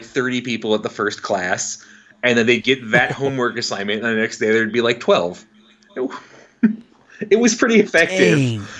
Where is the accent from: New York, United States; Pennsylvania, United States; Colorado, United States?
New York, United States; moved away as an adult; also born or lived in Olympia, Washington / Connecticut; I grew up, I was born in the West Coast in beautiful Olympia, Washington, grew up in New York State, ended up going to college in Connecticut, to Wesleyan University